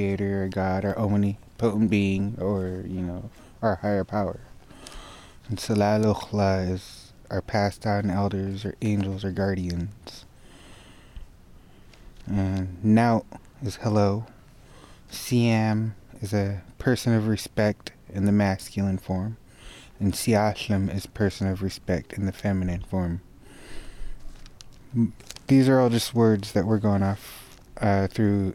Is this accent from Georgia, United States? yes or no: no; Lummi, Washington, United States; I'm from Lummi.